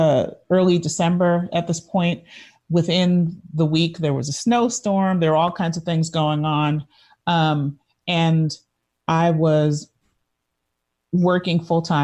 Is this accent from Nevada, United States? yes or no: no; New York City, New York, United States; my entire life of growing up in New York City